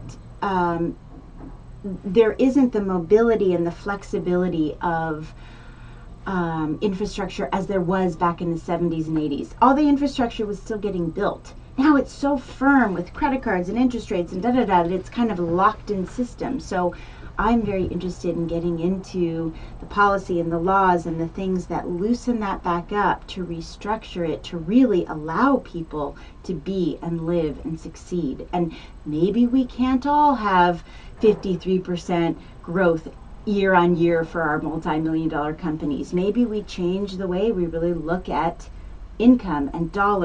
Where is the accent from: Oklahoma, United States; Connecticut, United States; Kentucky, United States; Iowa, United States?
Connecticut, United States; Greenwich; now in Santa Barbara, United States; I was born in Greenwich, Connecticut